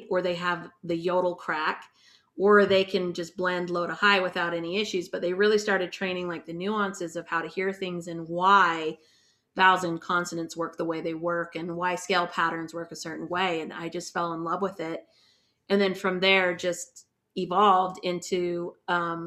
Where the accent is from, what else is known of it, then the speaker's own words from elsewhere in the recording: Salt Lake City, Utah, United States; I'm from Salt Lake City